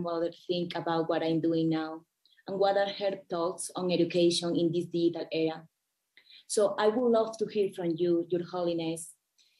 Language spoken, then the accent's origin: English; La Guajira, Colombia; I grew up in La Guajira, which is the indigenous capital of Colombia